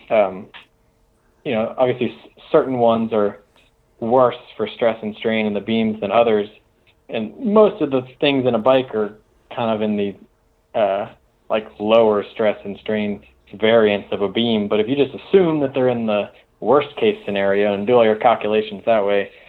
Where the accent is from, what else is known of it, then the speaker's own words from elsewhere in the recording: Germany; Like, "Oh, thanks, buddy. I'm from Germany," and it's like, "Oh, cool."